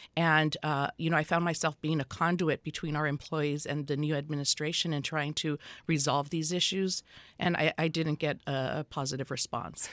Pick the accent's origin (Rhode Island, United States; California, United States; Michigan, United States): California, United States; Los Angeles; I was born and raised in Los Angeles County in the Boyle Heights area of Los Angeles